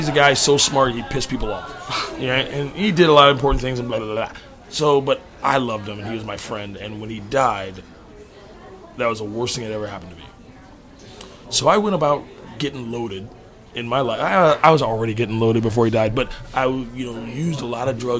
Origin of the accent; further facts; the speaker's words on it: New York, United States; And then you know, I came out to California from New York.